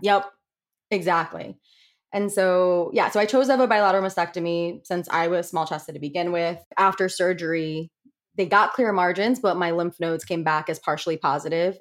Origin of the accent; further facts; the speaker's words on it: Connecticut, United States; moved away as an adult; now in Rhode Island, United States; I'm originally from Connecticut, but I'm currently living in Rhode Island.